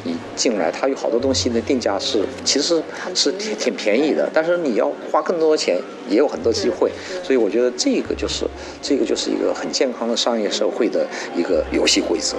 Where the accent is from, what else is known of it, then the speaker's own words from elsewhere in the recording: China; 因为我出生长大在中国